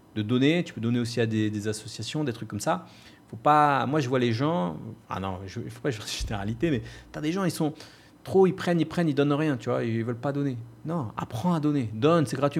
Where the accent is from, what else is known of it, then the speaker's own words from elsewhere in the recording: France; moved away as an adult; now in Bali, Indonesia; Je suis parti vivre à Bali. J'ai quitté la race, j'ai quitté la France